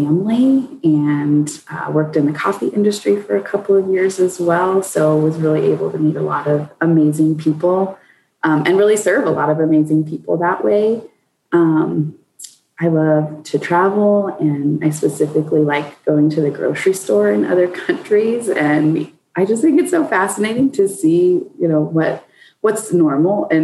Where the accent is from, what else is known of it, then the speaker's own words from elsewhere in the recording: Colorado, United States; I born and raised in Colorado